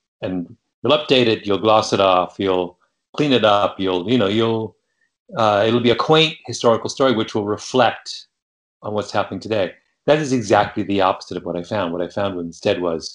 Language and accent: English; Canada; Growing up in Canada, we were always taught about Father Brebeuf